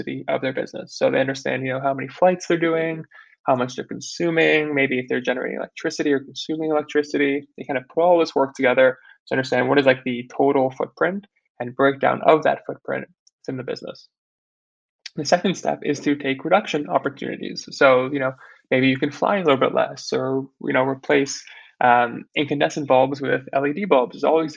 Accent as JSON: {"language": "English", "region": "New York", "country": "United States", "tie": "born or raised there", "said": "I was born and raised in New York"}